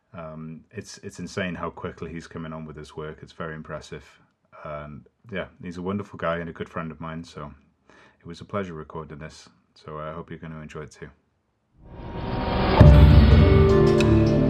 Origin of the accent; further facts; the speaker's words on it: Llandudno, Wales, United Kingdom; Llandudno, my hometown.